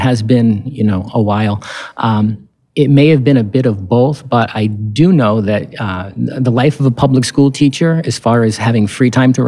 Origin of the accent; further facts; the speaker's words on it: Barrington, New Hampshire, United States; My hometown, Barrington, New Hampshire, is right next to Portsmouth, New Hampshire